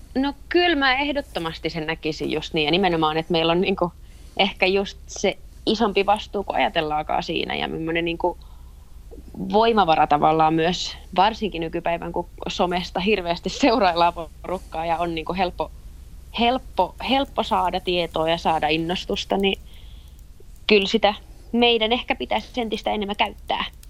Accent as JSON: {"language": "Finnish", "town": "Eura", "region": "Satakunta", "country": "Finland", "tie": "born or raised there", "also_born_or_lived": "Kuopio", "moved": "yes", "lives_now": "Turku, Finland", "said": "pitkälti lapsuuteni mä oon viettänyt Eurassa"}